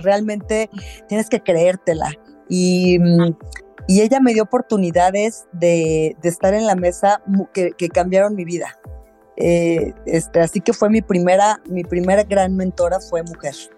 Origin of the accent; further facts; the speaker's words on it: Mexico City, Mexico; soy de la Ciudad de México